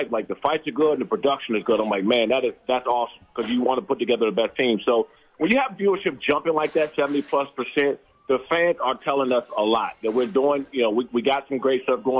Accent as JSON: {"language": "English", "country": "United States", "tie": "born or raised there", "also_born_or_lived": "Maryland", "said": "Growing up on the East Coast, right? I grew up in Washington, D.C. and Maryland."}